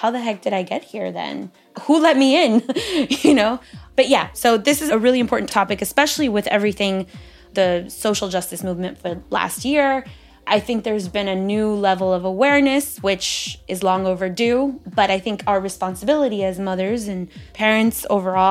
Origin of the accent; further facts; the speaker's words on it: Miami, Florida, United States; I was born in Miami, raised in Miami